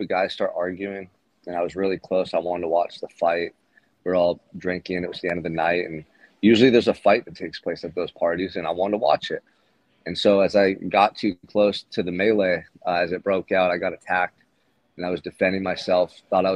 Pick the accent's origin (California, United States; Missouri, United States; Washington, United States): California, United States; Santa Barbara; I'm here in Santa Barbara right now, my hometown